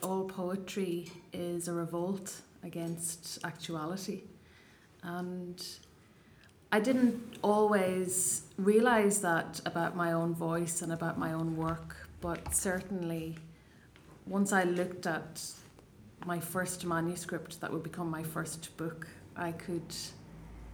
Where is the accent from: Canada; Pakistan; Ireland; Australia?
Ireland; first language Irish; English is a second language; I was away from Ireland, away from home